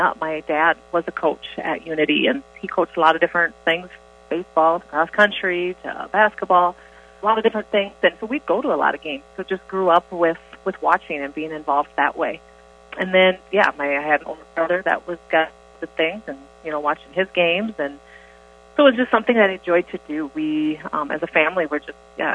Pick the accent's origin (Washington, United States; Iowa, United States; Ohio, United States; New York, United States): Iowa, United States; Orange City; I grew up in Orange City, Iowa, so just about 15 minutes from Center